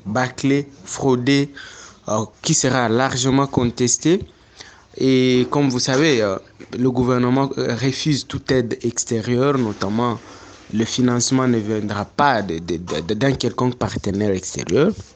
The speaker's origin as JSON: {"language": "French", "town": "Goma", "region": "North Kivu", "country": "DR Congo", "moved": "as an adult", "lives_now": "Bunia, DR Congo", "said": "en 2014, moi, j'ai quitté Goma pour Bounia où je me trouve, je me suis installé maintenant"}